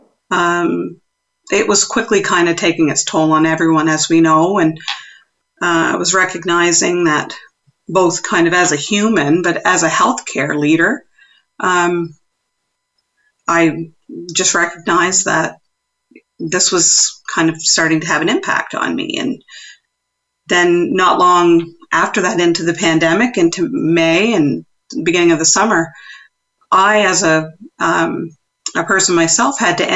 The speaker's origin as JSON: {"language": "English", "area": "East Coast of Canada", "region": "Atlantic Canada", "country": "Canada", "also_born_or_lived": "Nunavut", "accent": "East Coast", "moved": "yes", "said": "I'm from the East Coast of Canada, so I'm sure there's people already recognizing my accent"}